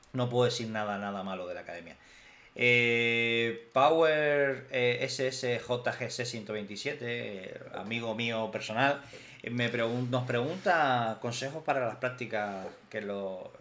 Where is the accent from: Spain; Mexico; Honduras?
Spain; Canary Islands; moved away; de prácticas a Canarias me pude ir de prácticas a mi casa, de hecho a mm. mi isla